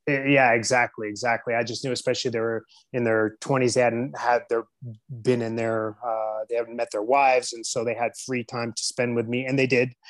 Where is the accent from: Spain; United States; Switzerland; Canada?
United States; San Diego, California; I was born and raised in San Diego, California